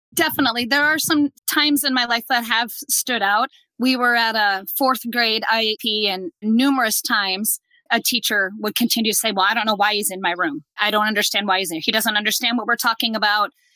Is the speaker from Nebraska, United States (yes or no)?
yes; Nebraska, United States; we're from Nebraska, so you know we're Husker fans